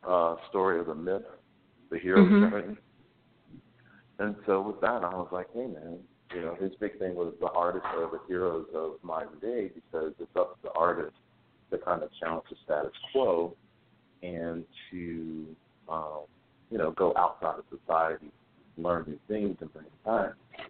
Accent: Greensboro, North Carolina, United States; born and raised in North Carolina from Greensboro. So there's always a little bit of a Southern boy in me.

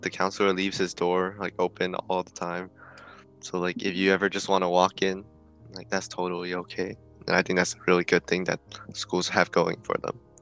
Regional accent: Oakland, California, United States; I'm from Oakland

